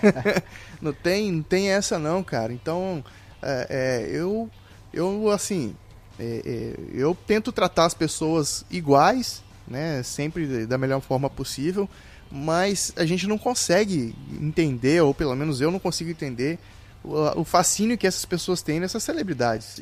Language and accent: Portuguese; Vitória, Espírito Santo, Brazil; eu sou de Vitória, Espírito Santo